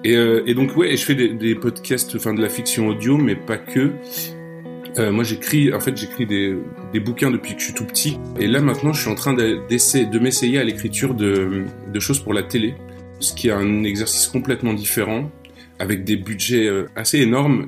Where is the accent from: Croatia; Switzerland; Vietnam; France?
France; Nancy, Grand Est; now in Brussels, Belgium; je suis un Français de Nancy, installé à Bruxelles